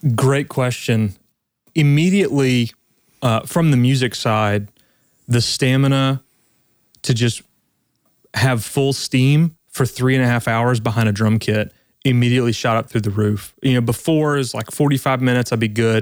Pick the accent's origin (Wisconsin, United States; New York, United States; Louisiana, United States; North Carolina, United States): Louisiana, United States; South; I'm really originally from South Louisiana, so I grew up eating